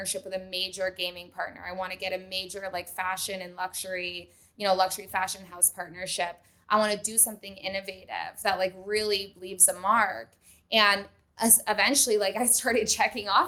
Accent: Vermont, United States; moved away as an adult; now in Los Angeles, United States; I grew up in Vermont

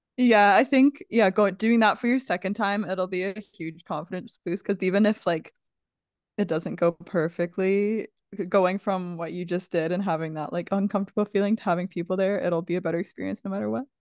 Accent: Canada; We're from Canada.

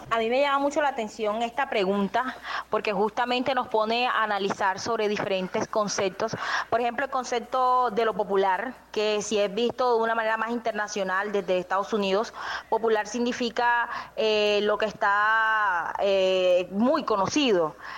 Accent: Turbaco, Bolívar, Colombia; soy de Turbana, que está un poquito más alejado, digamos, en la región

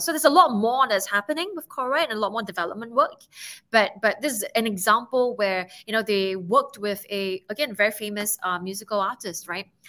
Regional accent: Singapore; I'm from Singapore

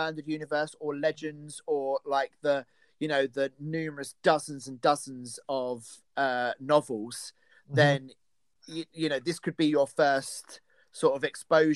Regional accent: United Kingdom; I'm British and we are very far ahead of you in time

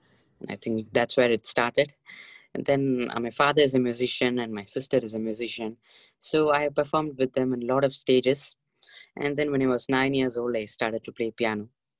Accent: India; I'm 15 years old and I'm from India and I'm a musician.

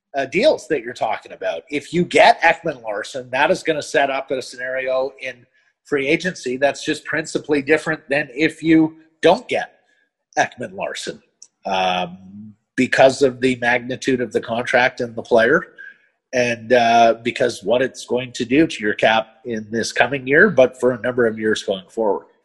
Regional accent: Calgary, Alberta, Canada; also born or lived in Montreal; And then my family moved to Calgary

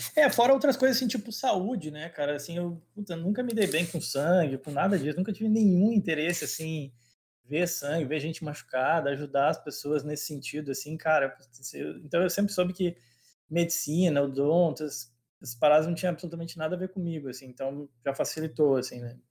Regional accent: Cruz Alta, Rio Grande do Sul, Brazil; moved away as an adult; also born or lived in Porto Alegre / England / Ireland / Vitória, Espírito Santo; É, na verdade, eu nasci em Porto Alegre, mas me criei em Cruz Alta

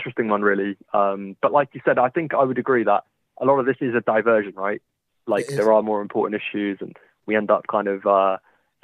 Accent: United Kingdom; I'm British Asian

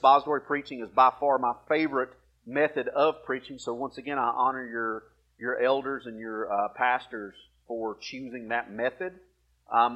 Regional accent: Alabama, United States; accent: redneck; moved away; I'm originally from Alabama

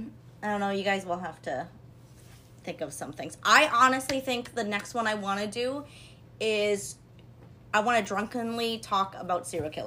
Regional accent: California, United States; moved away; at the time that I was born and when I was living in California.

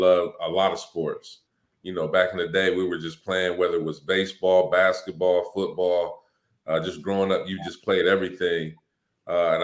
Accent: Springfield, Ohio, United States; Springfield is a very, very small city, as you guys know. So growing up on the South Side, it was special

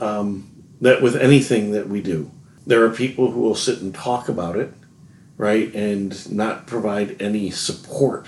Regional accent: Illinois, United States; moved away; also born or lived in northern Wisconsin; I grew up in Illinois

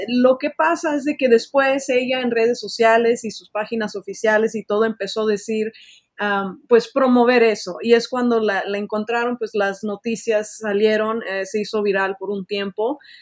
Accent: Los Angeles, California, United States; also born or lived in Mexico; yo nací en México, pero pues eh, pasé toda mi vida aquí en Estados Unidos, en Los Ángeles

